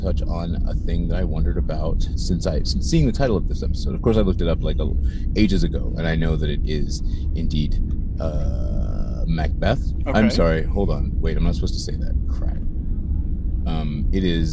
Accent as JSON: {"language": "English", "country": "United States", "said": "I'm American."}